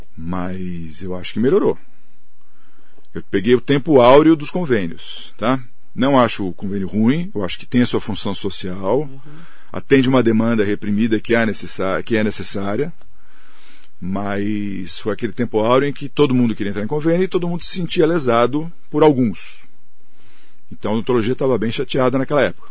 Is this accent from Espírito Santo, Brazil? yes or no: no; Mogi das Cruzes, São Paulo, Brazil; sou de Mogi, fiquei lá